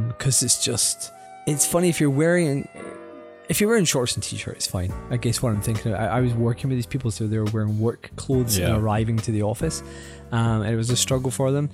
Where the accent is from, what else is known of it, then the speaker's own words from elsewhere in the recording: Glasgow, Scotland, United Kingdom; also born or lived in Singapore; now in Tokyo, Japan; I'm from Glasgow